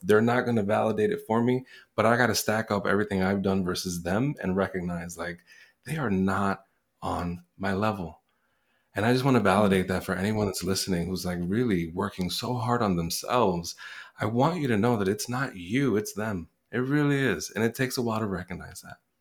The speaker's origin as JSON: {"language": "English", "town": "New York City", "region": "New York", "country": "United States", "tie": "born or raised there", "also_born_or_lived": "Puerto Rico", "first_language": "Spanish", "second_language": "English", "said": "I was born in Puerto Rico. I was raised in the Bronx in New York City, not too far from Yankee Stadium"}